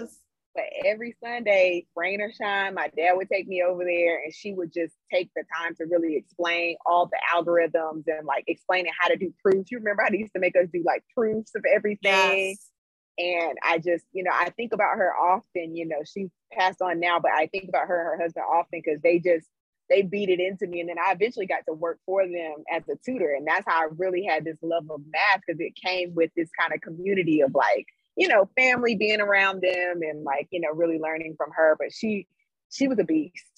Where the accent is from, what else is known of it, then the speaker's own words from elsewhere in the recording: Greensboro, North Carolina, United States; moved away as an adult; also born or lived in San Francisco; I am from Greensboro, North Carolina. So I was raised in Greensboro